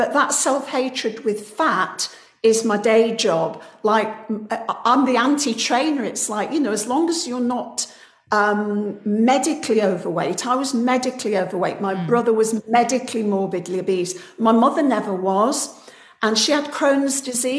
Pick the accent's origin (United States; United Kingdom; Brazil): United Kingdom; I'm very British